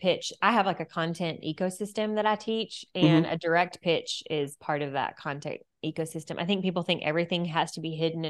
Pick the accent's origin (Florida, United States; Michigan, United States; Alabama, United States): Alabama, United States; I'm from Alabama.